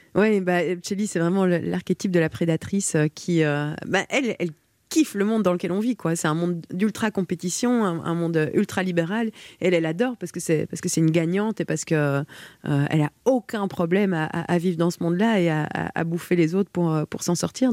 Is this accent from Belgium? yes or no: yes; Belgium; je suis belge